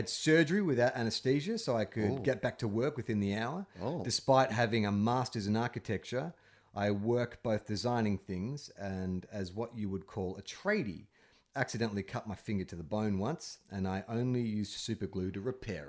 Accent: California, United States; I'm from California, where we have more deadly animals than Nebraska.

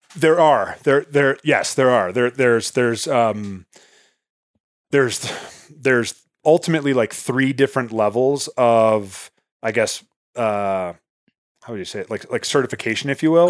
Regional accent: outside Chicago, Illinois, United States; moved away as an adult; now in Montana, United States; I was born and raised outside Chicago

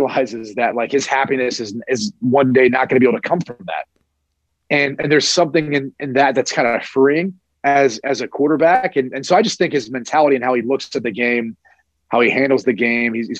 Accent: Columbus, Ohio, United States; I'm from Columbus

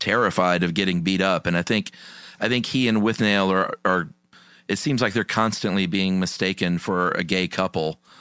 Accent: United States; as an American

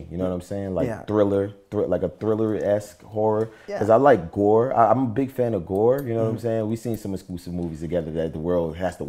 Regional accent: Bronx, New York, United States; I'm from the Bronx.

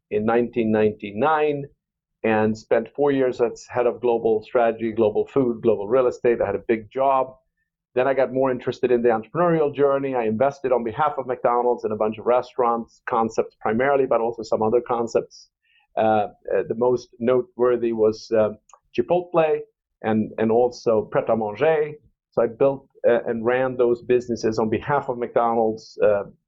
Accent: Stockholm, Stockholm County, Sweden; moved away as an adult; also born or lived in London; now in Chicago, United States; I was born in Stockholm, Sweden, in 1963, into a very entrepreneurial home.

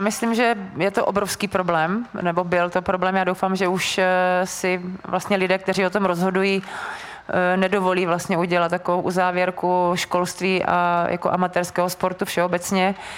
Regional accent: Brno, South Moravian Region, Czechia; jsem vlastně z Brna

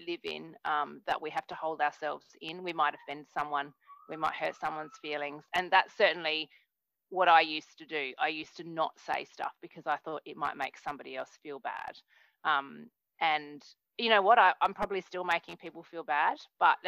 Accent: Australia; moved away; I'm from Australia, but I'm not in Australia at the moment.

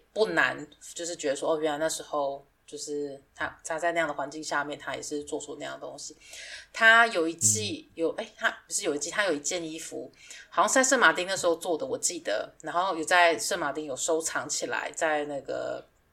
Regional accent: Taiwan; moved away; 我已经两年多没有回台湾了

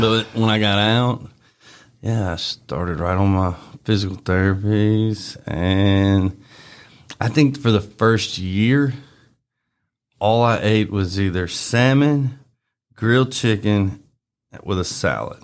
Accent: Bartlett, Tennessee, United States; also born or lived in Arlington, Tennessee; I grew up in Bartlett. I was always in Bartlett

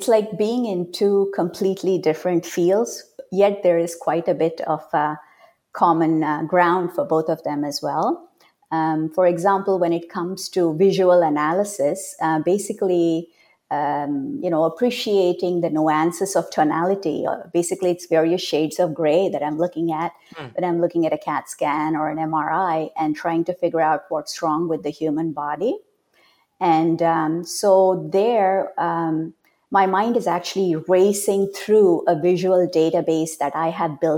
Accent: India; moved away as an adult; now in California, United States; I was born and raised in India, but I came to America decades ago, as soon as I turned into an adult.

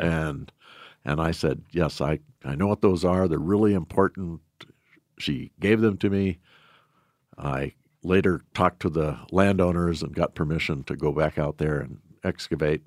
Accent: Shelby, Montana, United States; I was born and raised in Shelby

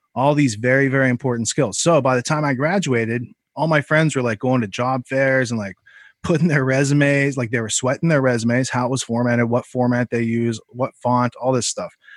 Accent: Western Pennsylvania, United States; I grew up in Western Pennsylvania

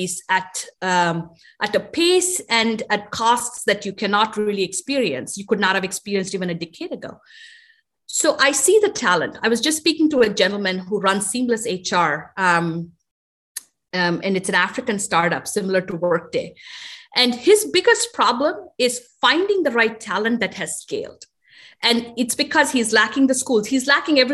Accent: India; now in United States; a girl growing up in India

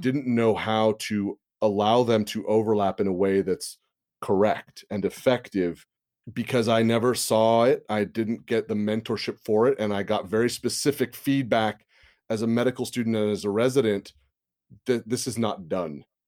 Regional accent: Santa Rosa area, California, United States; I live in my hometown. I live where I grew up. The Tubbs Fire of twenty seventeen have burned half my high school.

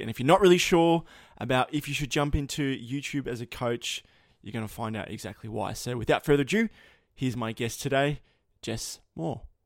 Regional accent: Australia; accent: Aussie; my accent

